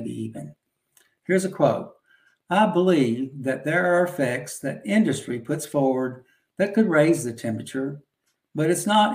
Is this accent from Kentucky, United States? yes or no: yes; Hopkins County, Kentucky, United States; I grew up in Hopkins County